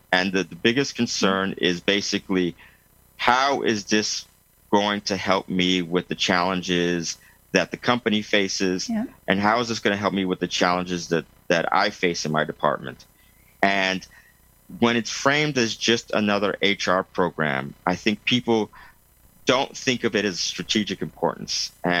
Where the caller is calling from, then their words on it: Lausanne, Vaud, Switzerland; I'm coming from Lausanne, Switzerland, yes. By Lake Geneva.